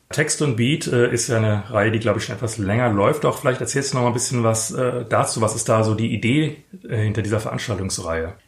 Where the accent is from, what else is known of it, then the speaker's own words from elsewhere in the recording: Frankfurt, Hesse, Germany; ich gehöre ja zu der seltenen Spezies von Frankfurtern, die tatsächlich hier geboren und aufgewachsen sind